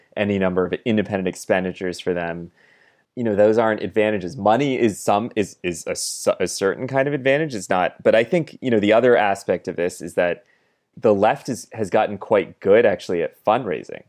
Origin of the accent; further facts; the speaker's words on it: California, United States; moved away; I'm from California originally